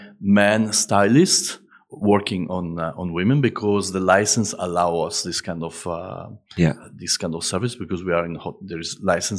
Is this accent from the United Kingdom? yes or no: yes; London, United Kingdom; moved away as an adult; now in Dubai, United Arab Emirates; I came from London 4 years ago in Dubai